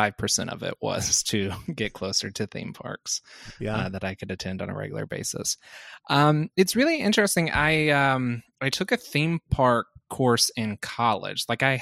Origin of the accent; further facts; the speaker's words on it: Birmingham, Alabama, United States; moved away; Well, I grew up in Birmingham, and Six Flags in Atlanta is the closest theme park there.